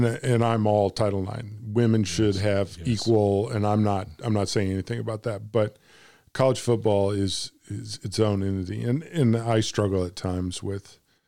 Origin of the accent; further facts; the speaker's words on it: Illinois, United States; now in Arkansas, United States; I said, "I'm from Arkansas. I'm originally from Illinois, up from where you guys are." But I said, "I'm in Arkansas now."